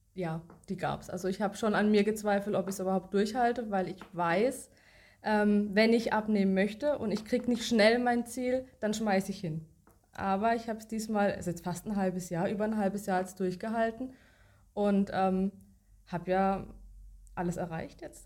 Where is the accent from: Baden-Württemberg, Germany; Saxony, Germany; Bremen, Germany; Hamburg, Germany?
Baden-Württemberg, Germany; Baden-Baden; komme aus Baden-Baden